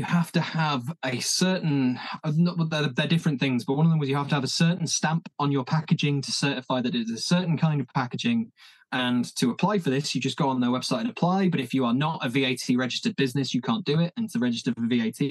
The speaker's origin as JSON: {"language": "English", "town": "Leeds", "region": "Yorkshire and the Humber", "country": "United Kingdom", "tie": "born or raised there", "moved": "yes", "said": "Leeds is my hometown"}